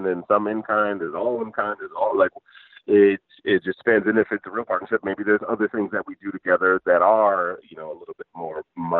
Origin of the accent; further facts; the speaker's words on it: Michigan, United States; I grew up in Michigan and worked in engineering